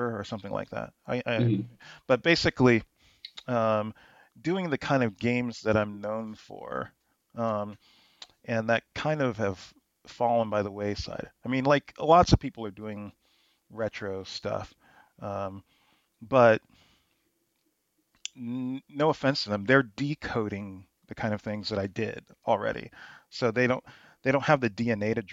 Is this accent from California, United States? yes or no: yes; Bay Area, California, United States; when you're a kid in the 80s, growing up in the Bay Area